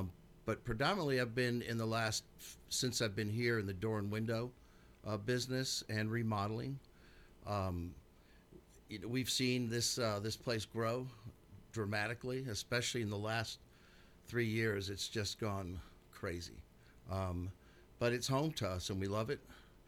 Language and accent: English; New York, United States; also born or lived in Michigan; now in Rutherford County, Tennessee, United States; Well, we moved here 15 years ago from Michigan. I'm originally from New York.